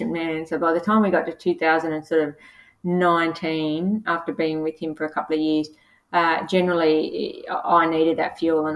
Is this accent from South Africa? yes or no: no; Casino, New South Wales, Australia; moved away; also born or lived in Gold Coast; I was born in Casino, which is the beef capital of Australia, we have beef wheat cream and we used to have breakfast with the butchers when I was a kid.